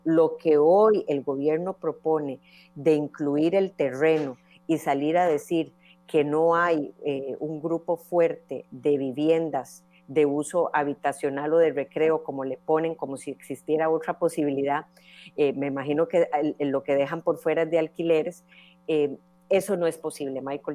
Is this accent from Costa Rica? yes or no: yes; Costa Rica; como costarricenses